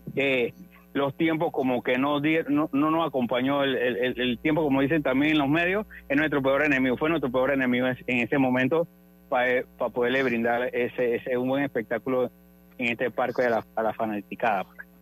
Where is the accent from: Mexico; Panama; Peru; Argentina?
Panama; Todos tenemos como panameños